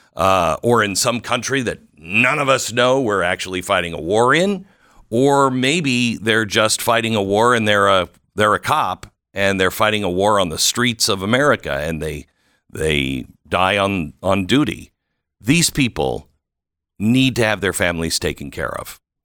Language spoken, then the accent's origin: English; Seattle, Washington, United States; I grew up in the Seattle area